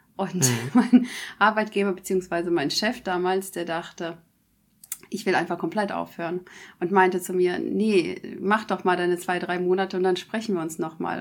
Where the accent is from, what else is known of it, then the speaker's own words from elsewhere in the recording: Germany; hier bei uns in Deutschland